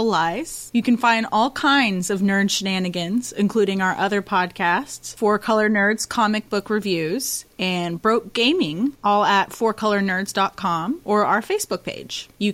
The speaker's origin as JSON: {"language": "English", "region": "Texas", "country": "United States", "said": "I'm from Texas"}